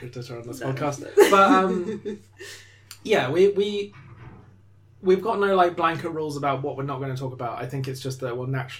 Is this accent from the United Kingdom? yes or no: yes; United Kingdom; now in London, United Kingdom; we are British and in the UK and London.